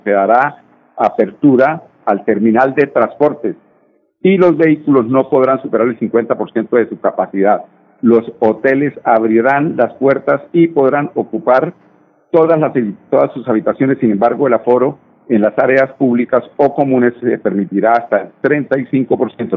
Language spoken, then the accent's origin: Spanish; Colombia; somos nosotros los colombianos